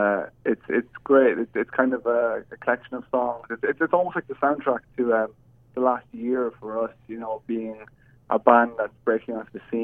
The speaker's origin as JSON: {"language": "English", "country": "Ireland", "said": "being Irish"}